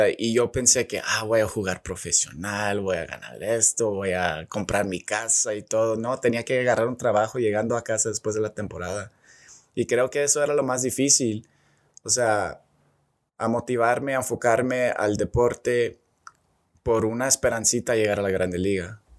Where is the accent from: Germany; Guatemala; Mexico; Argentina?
Mexico; Y pues ahí empecé la plática que pues que sí soy mexicano, bueno, pocho, pero o sea, sí puedo jugar como mexicano